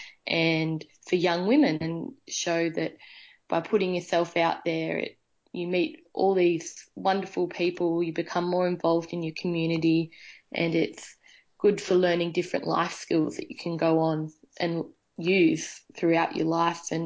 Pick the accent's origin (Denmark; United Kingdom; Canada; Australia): Australia; Lower Belford, New South Wales; also born or lived in Singleton, New South Wales; I've been a part of the Singleton community all my life, growing up in Lower Belford, which is just outside Singleton, and I did my high schooling in Singleton.